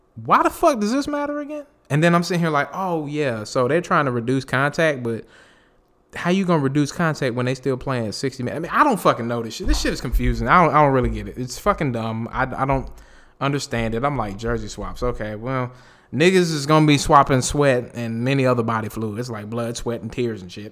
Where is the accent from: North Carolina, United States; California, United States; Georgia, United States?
North Carolina, United States; I'm from North Carolina